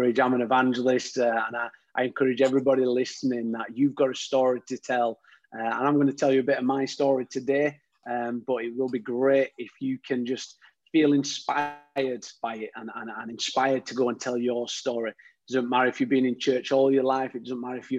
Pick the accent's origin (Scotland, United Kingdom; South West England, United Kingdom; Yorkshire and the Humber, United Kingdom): Yorkshire and the Humber, United Kingdom; growing up in Yorkshire, you had to have a bit of toughness about you